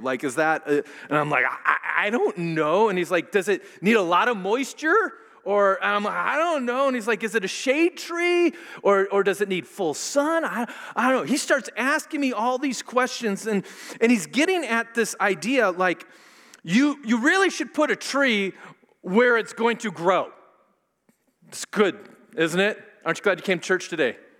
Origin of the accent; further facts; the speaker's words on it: Minnesota, United States; I'm from Minnesota, and I went to a lot of Lutheran schools and junior colleges and things